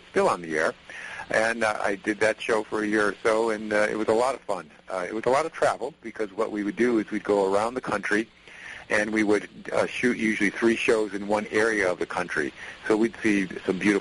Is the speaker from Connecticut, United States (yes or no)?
yes; Connecticut, United States; I was born and raised in Connecticut